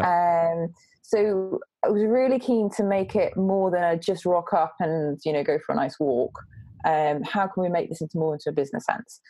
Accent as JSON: {"language": "English", "region": "North East England", "country": "United Kingdom", "also_born_or_lived": "Saudi Arabia", "moved": "yes", "said": "I'm actually from the northeast"}